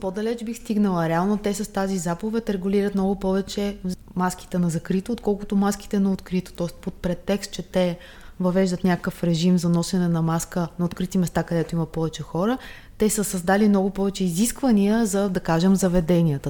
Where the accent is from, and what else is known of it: Bulgaria